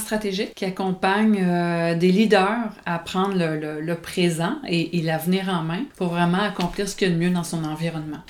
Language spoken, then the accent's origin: French; Longueuil, Quebec, Canada; je suis de Longueuil, Saint-Hubert, là, dans, dans cette partie-là de la ville.